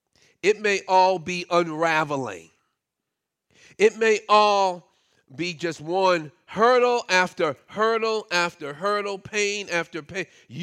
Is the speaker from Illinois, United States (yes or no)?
no; Brooklyn, New York, United States; it wasn't too long before our family moved out of the public housing project that I grew up in Brooklyn